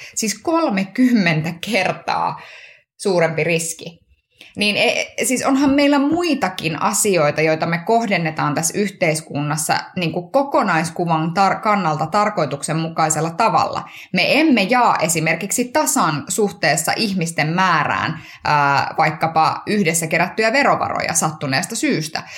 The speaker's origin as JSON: {"language": "Finnish", "town": "Kuopio", "region": "North Savo", "country": "Finland", "tie": "born or raised there", "said": "kotikaupungissani Kuopiossa"}